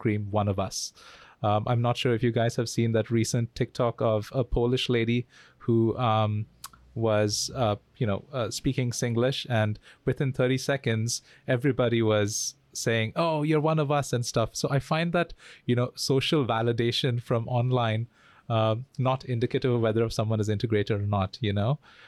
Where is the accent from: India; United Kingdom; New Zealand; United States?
India; now in Singapore; as an Indian citizen myself